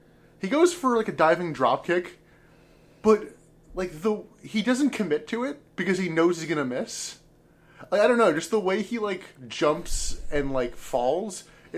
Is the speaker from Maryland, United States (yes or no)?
yes; Baltimore, Maryland, United States; We're from Baltimore, Maryland